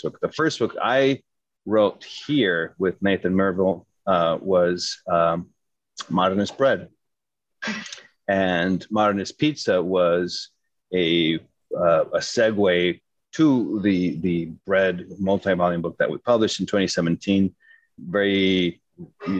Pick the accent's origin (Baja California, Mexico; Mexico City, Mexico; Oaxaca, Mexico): Mexico City, Mexico; moved away as an adult; also born or lived in New York City, United States / California, United States / Hyde Park, New York, United States / France; I'm from Mexico City, so I studied for a few years in Mexico City.